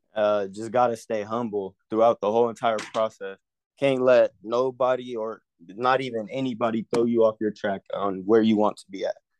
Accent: California, United States; I'm from California, I'm class of twenty-five, I'm a corner.

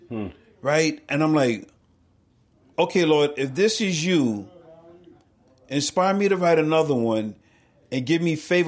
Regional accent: New York City, New York, United States; now in Rochester, United States; I'm born and raised in New York City

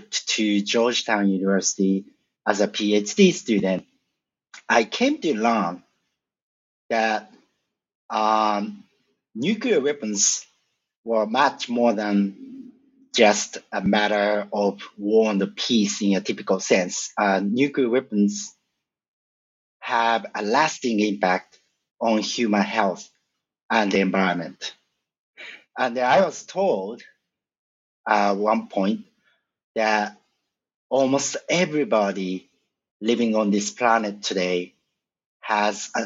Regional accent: a suburb of Tokyo, Japan; born or raised there; moved away as an adult

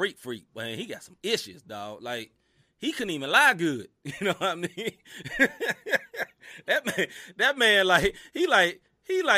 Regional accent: Tennessee, United States; I'm from Tennessee

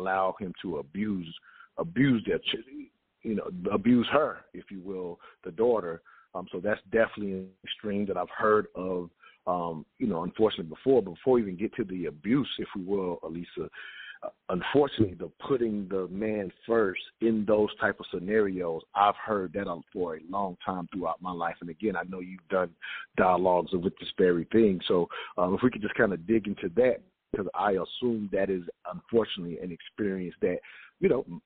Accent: the South, United States; growing up in the South

